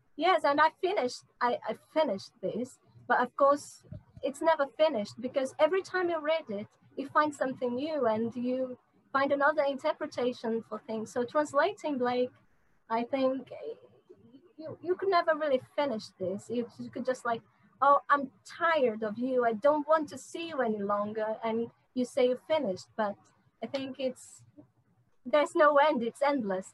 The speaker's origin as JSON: {"language": "English", "region": "North Region", "country": "Brazil", "tie": "born or raised there", "also_born_or_lived": "São Paulo / London", "second_language": "English", "moved": "as an adult", "said": "I'm from the north, and uh, in Brazil"}